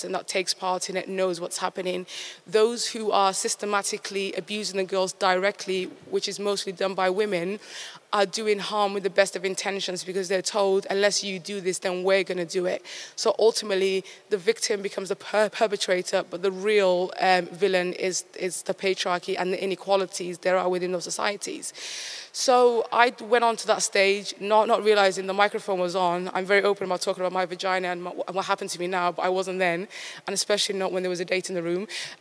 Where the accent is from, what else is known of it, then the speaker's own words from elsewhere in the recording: Somaliland, Somalia; now in United Kingdom; my birthplace of Somaliland